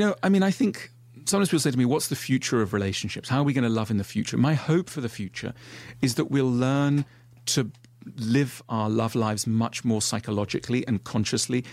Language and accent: English; Switzerland; I grew up in Switzerland